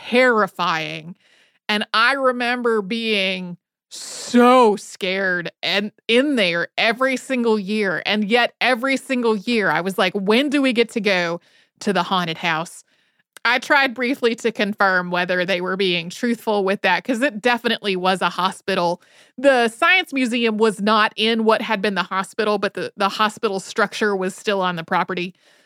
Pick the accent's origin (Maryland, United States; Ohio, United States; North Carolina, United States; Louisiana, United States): North Carolina, United States; Winston-Salem; So when I was a kid, I grew up outside of Winston-Salem, North Carolina.